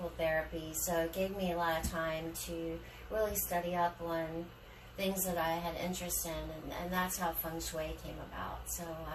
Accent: Frederick, Maryland, United States; moved away as an adult; also born or lived in Ocean City, Maryland; now in Florida, United States; I grew up in Frederick, Maryland, small town like Mayberry

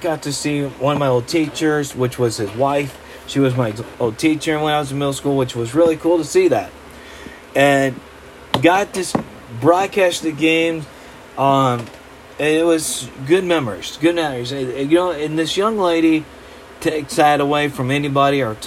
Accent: Middlebury, Indiana, United States; I was proud to be a Northridge Raider in my hometown, the Middlebury

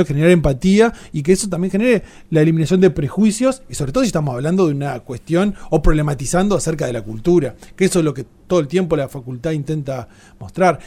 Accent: Entre Ríos, Argentina; somos una, un mestizaje de todo eso en Entre Ríos

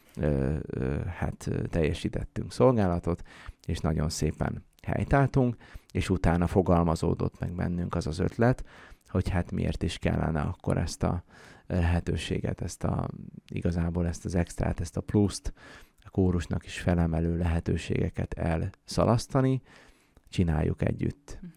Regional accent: Ják, Vas, Hungary; én Jákon születtem, ott töltöttem gyerekkoromat

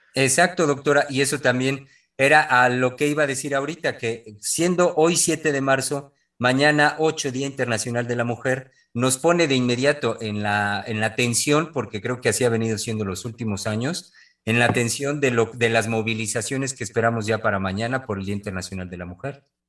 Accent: Mexico; quienes somos mexicanos, única de nuestro país

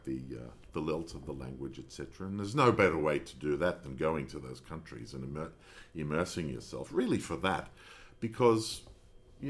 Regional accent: Australia; I'm being Australian.

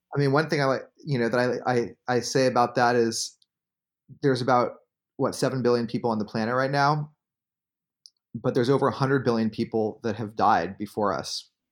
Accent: Bay Area, California, United States; I grew up in the Bay Area

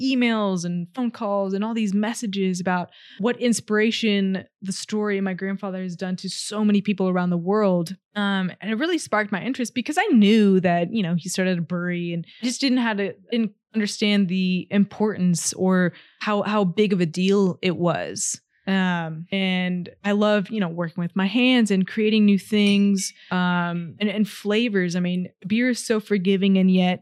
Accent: Austin, Texas, United States; moved away as an adult; also born or lived in Buffalo, New York; I was born and raised in Austin.

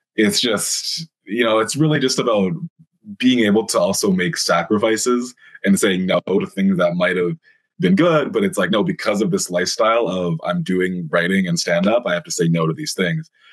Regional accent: Langley, British Columbia, Canada; now in Toronto, Canada; I'm from Vancouver originally, just at the very start, born and raised, a little bit outside Vancouver, BC, if anyone's familiar with Canada, uh, like a town called Langley, BC

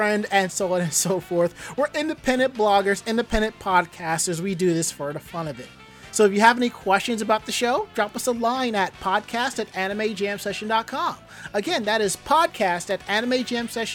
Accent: New York City, New York, United States; I'm a New Yorker

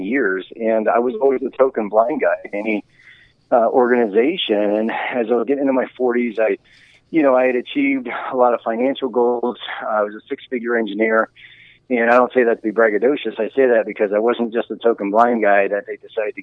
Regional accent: Geneva, Ohio, United States; I grew up in Geneva, Ohio

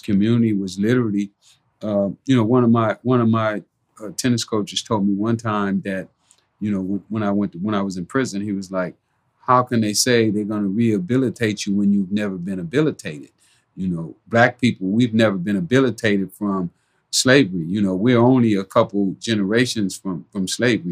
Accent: Los Angeles, California, United States; growing up in South Central

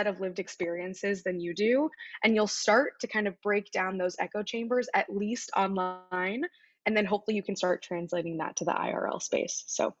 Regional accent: Midwest, United States; growing up in the Midwest, coming to the East Coast for school

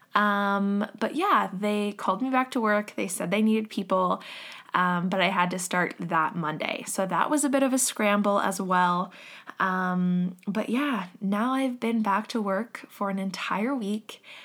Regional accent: Canada; me and Jocelyn left, um, my hometown. We are both from here

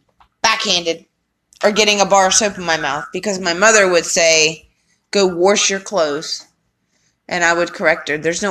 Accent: Chincoteague, Virginia, United States; Now, see, I'm from Virginia. I was born and raised. Chincoteague, Virginia.

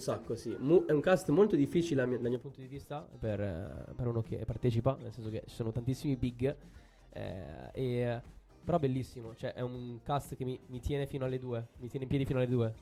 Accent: Brescia, Lombardy, Italy; also born or lived in Cremona; io sono di Brescia, di Brescia Cremona

